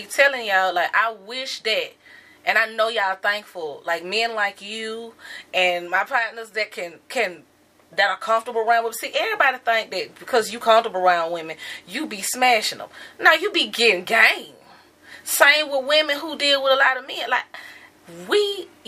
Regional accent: the South, United States; I'm from the South

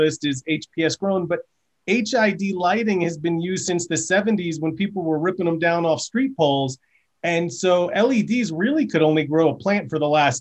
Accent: New York, United States; my home state of New York

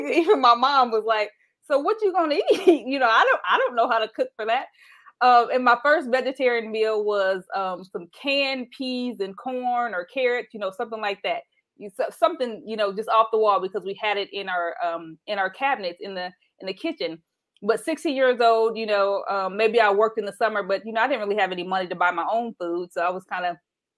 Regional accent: Anderson, Indiana, United States; growing up in Anderson, Indiana

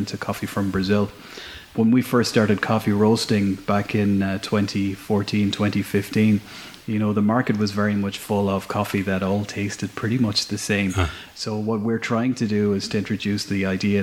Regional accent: Shannon, Munster, Ireland; moved away as an adult; also born or lived in London / Burren, County Clare; I'm originally from Shannon, but now living up in the Burren

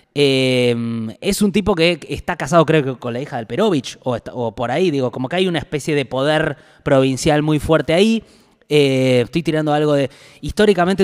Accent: Buenos Aires, Argentina; yo soy eh, porteño

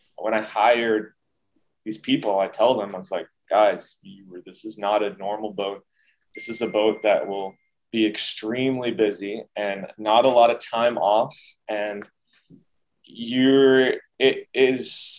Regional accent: United States; being American

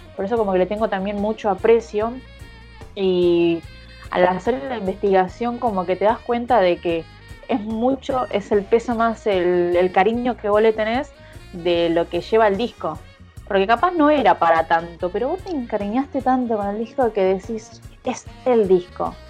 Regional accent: Zona Norte, Buenos Aires Province, Argentina

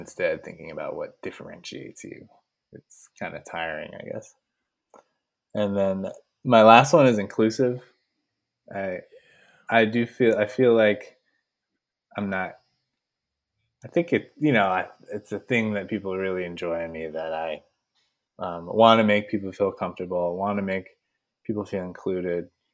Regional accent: San Francisco, California, United States; I grew up in San Francisco, and my parents grew up in San Francisco

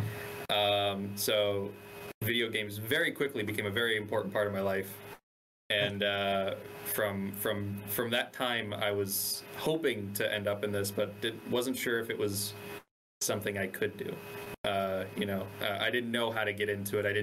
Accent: Coral Springs, Florida, United States; I grew up in South Florida in a little like suburban town called Coral Springs

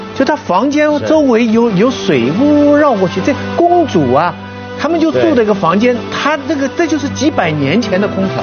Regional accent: Shanghai, China; moved away; 我以前小时候在上海

